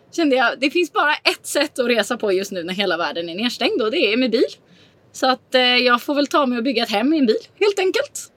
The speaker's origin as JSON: {"language": "Swedish", "country": "Sweden", "moved": "as an adult", "lives_now": "Mallorca, Spain", "said": "har väl aldrig egentligen för det första känt mig hemma i Sverige"}